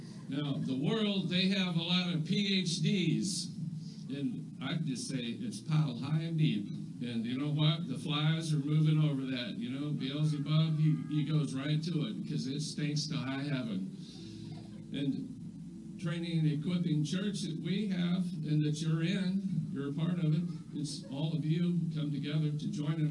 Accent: United States; I'm an American. And we like stuff in America

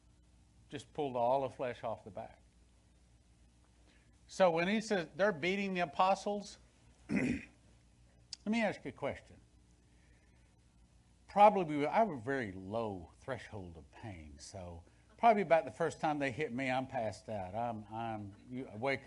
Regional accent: West Texas, United States; when I was a kid, growing up in West Texas

